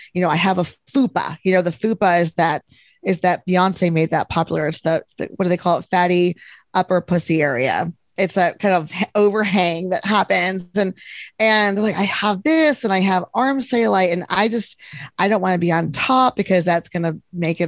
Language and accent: English; Texas, United States; I'm from Texas